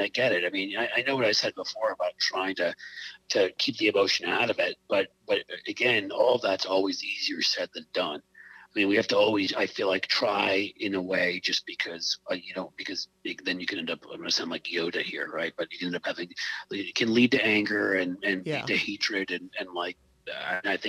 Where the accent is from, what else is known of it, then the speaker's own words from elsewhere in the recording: Midwest, United States; I'm a Midwesterner